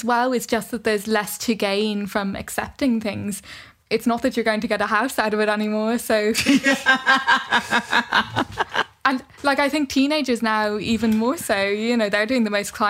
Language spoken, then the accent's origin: English; Ireland; now in Oxford, United Kingdom